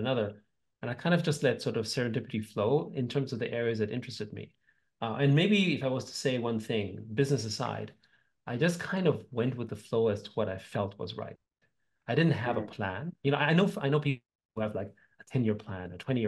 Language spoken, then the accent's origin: English; Vienna, Austria; So I grew up in Austria, in Vienna, to a family of musicians.